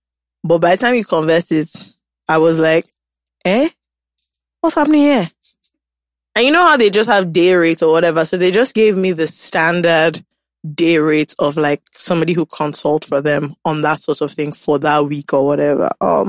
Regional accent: United Kingdom; But I'm British, you see.

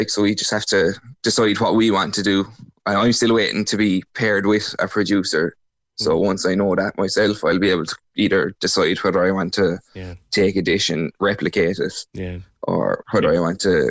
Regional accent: Ballycotton, Munster, Ireland; I suppose growing up in Ballycotton, like, I would have always had fish and seafood around me.

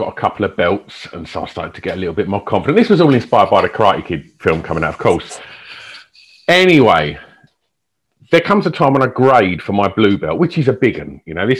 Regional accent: Essex, East of England, United Kingdom; where I grew up in Essex is pretty rough.

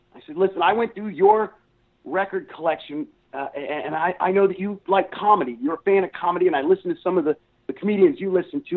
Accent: Columbus, Ohio, United States; moved away as an adult; now in Texas, United States; I grew up in Ohio

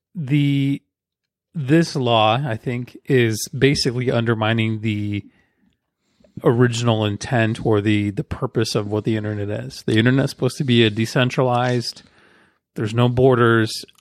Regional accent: United States; we, as Americans

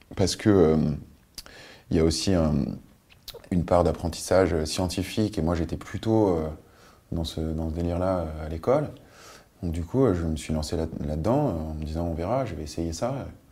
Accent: Paris, Île-de-France, France; born or raised there; also born or lived in Nice / Biot

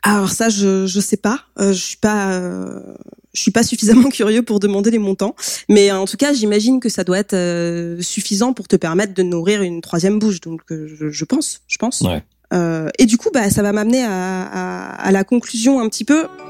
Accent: France; en tant que Français

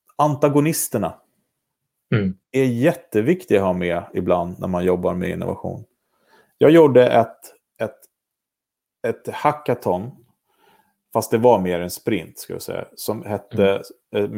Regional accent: Vaxholm, Stockholm County, Sweden; Jag är uppvuxen i Vaxholm, eller på resare till och med.

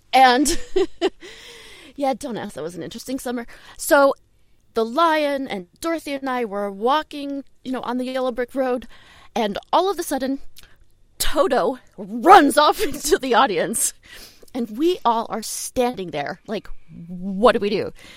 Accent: Shaker Heights, Ohio, United States; in Cleveland, I was I grew up in Shaker Heights

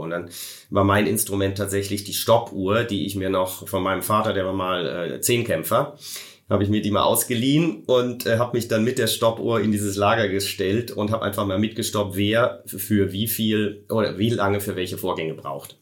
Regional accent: Koblenz, Rhineland-Palatinate, Germany; Meine Heimatstadt ist nämlich Koblenz

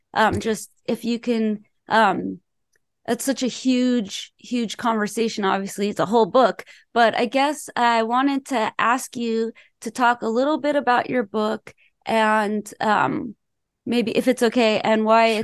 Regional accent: Los Angeles, California, United States; I'm from Los Angeles

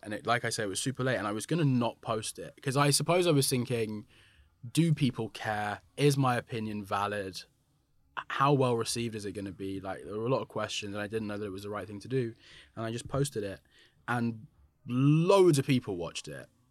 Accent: London, United Kingdom; a black but mixed race black man growing up in London

